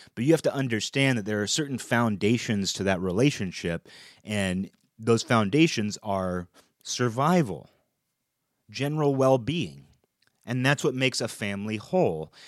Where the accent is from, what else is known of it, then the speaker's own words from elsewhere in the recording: United States; as an American